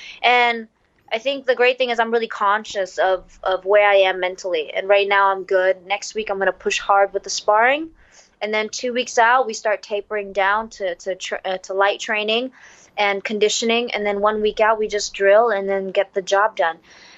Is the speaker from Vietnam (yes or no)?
yes; Vietnam; The pressure of fighting in my home country, and it was the first card, and I was the first Vietnamese female to do that.